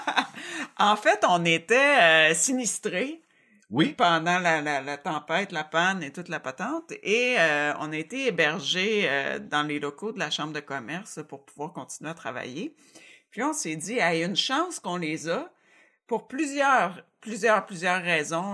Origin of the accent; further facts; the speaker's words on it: Cowansville, Quebec, Canada; also born or lived in Montreal; je suis originaire de Cowansville